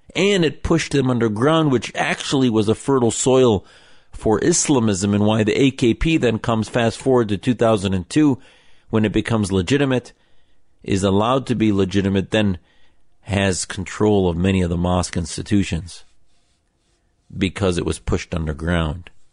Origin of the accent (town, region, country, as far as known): United States